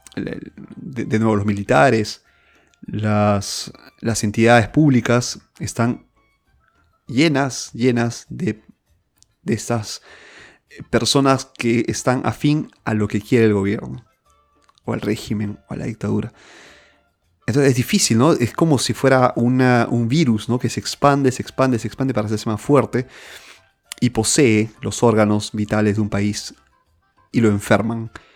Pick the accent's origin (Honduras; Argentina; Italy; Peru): Peru; moved away; estoy fuera de, del, Perú, en mi país.